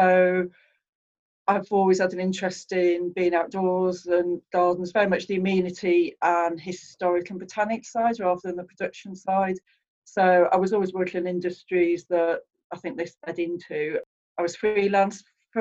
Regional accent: Anglesey, Wales, United Kingdom; I was brought up in Anglesey, middle of the countryside, on tenant farms near the beach.

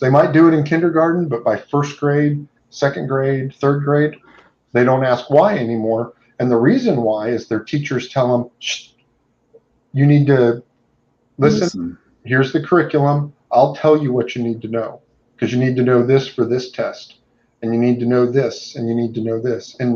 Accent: Indiana, United States; now in Southeast United States; I moved there from Indiana. I'm originally from Indiana

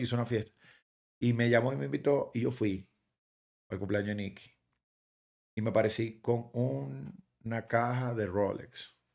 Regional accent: Guatire, Miranda, Venezuela; born or raised there; moved away as an adult; also born or lived in Caracas; now in Miami, United States

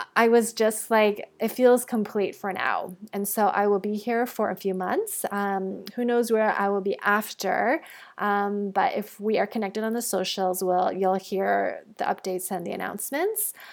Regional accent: Toronto, Ontario, Canada; moved away as an adult; also born or lived in Bali / Mexico; I'm actually recording this episode back in my hometown in Toronto.

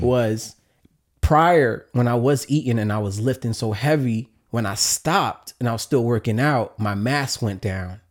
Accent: New York City, New York, United States; growing up in New York City can be in public school

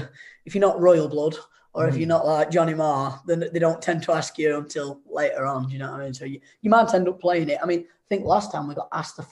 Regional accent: Chesterfield, East Midlands, United Kingdom; I'm the one from Chesterfield.

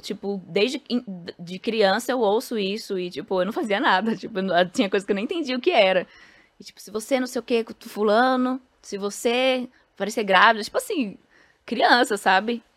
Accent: São Paulo, Brazil; o prédio em frente ao Pombas Urbanas é onde eu fui criada

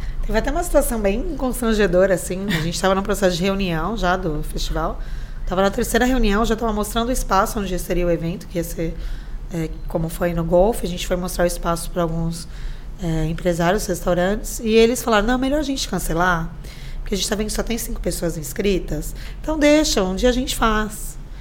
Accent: São Vicente, São Paulo, Brazil; also born or lived in Santos; eu nasci em Santos, mas moro aqui a vida inteira

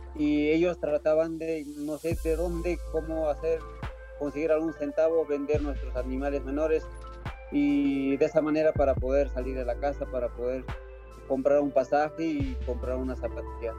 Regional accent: Yauli, Peru; mi pueblo que se llama Yauli

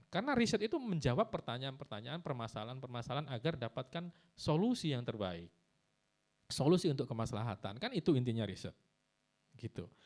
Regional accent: Pasuruan, East Java, Indonesia; Saya juga Pasuruan mas, saya dari Arang-Arang. Ya, ya Wonorejo, uh, tangganya ya.

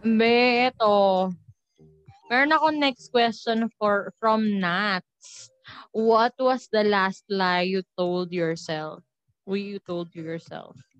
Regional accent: Montalban, Calabarzon, Philippines; taga Montalban ako

